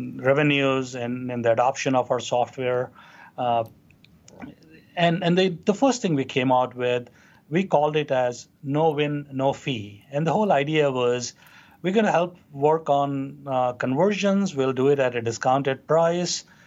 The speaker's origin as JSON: {"language": "English", "town": "Hyderabad", "region": "Telangana", "country": "India", "tie": "born or raised there", "moved": "as an adult", "lives_now": "United States", "said": "we grew up in Hyderabad, in India. Uh, that's kind of on the southern uh, part of the country. Uh, that's where I went through my uh, growing up, pretty much in entirety"}